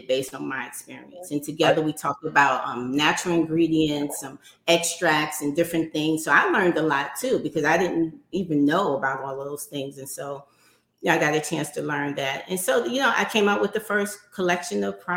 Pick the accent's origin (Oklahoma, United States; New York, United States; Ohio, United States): New York, United States; New York City; So I grew up in New York City in Harlem